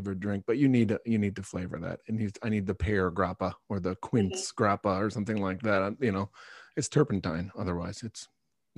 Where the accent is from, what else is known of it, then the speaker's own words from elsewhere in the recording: New York, United States; also born or lived in Chicago; I'm from New York